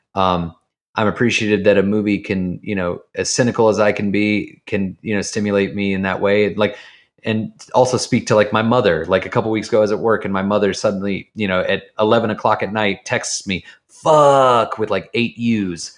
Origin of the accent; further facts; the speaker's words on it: Jacksonville, Florida, United States; moved away; I'm from the South. I'm from, I'm from Jacksonville, Florida, the tip of the Bible Belt, right on the Georgia line.